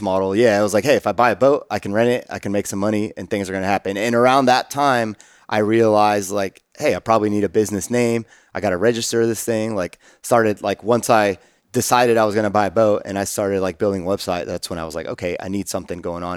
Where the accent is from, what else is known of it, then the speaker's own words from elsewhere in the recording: Austin, Texas, United States; growing up in Austin